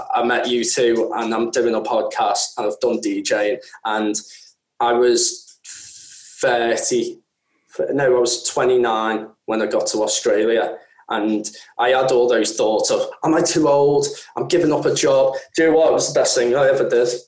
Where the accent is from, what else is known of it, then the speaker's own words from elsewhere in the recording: the Wirral, North West England, United Kingdom; I come from an area where I come from the Wirral